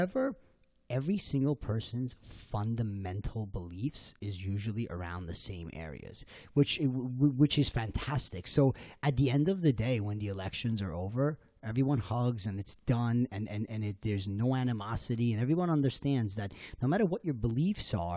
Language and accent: English; Iran; now in Sea Cliff, United States; I'm originally from Iran